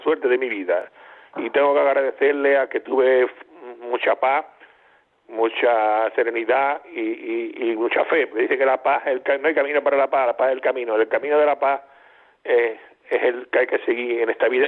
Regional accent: Sierra de Cádiz, Andalusia, Spain; yo vivía en mi pueblo, sitio de la sierra, de Arcadi

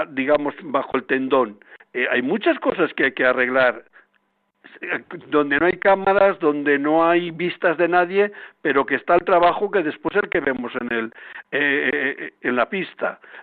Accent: Palencia, Castile and León, Spain; now in Madrid, Spain; Hace días he estado por mi tierra de Palencia

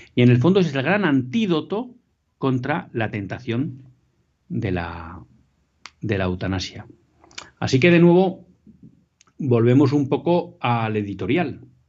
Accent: Bilbao, Basque Country, Spain; moved away; estoy haciendo el programa desde mi tierra natal, desde Bilbao

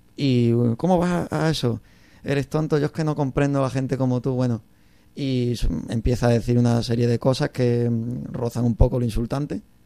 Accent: La Palma del Condado, Andalusia, Spain; moved away as an adult; now in Cáceres, Spain; Vengo de La Palma del Condado, en Huelva

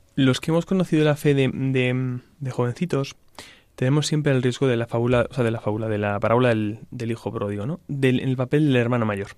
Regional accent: Salamanca, Castile and León, Spain; yo soy de Salamanca, em, de una familia que creyente

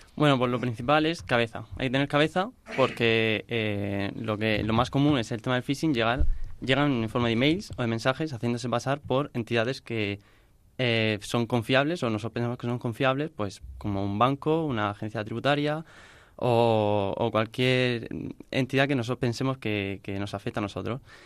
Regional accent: Murcia, Region of Murcia, Spain; vengo de Murcia

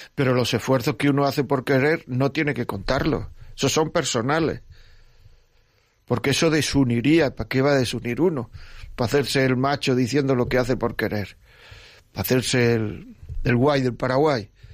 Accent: Granada, Andalusia, Spain; yo soy de Granada

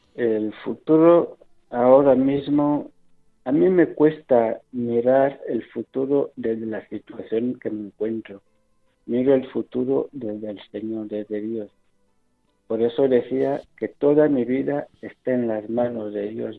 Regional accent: Equatorial Guinea; moved away as an adult; now in Spain; mi tierra de Guinea

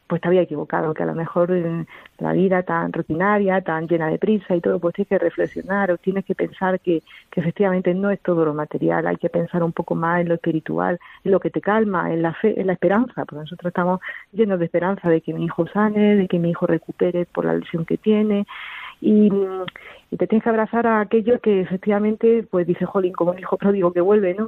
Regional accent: Jaén, Andalusia, Spain; now in Toledo, Spain; nosotros no somos de aquí, de Toledo, somos de Jaén

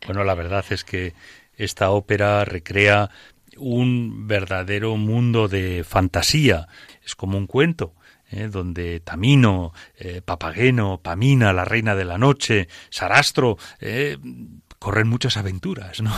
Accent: Aragon, Spain; es mi tierra

